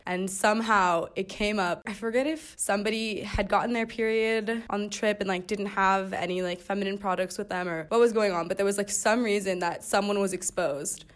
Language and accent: English; Pasadena, California, United States; I'm nineteen years old, and I'm from Pasadena, California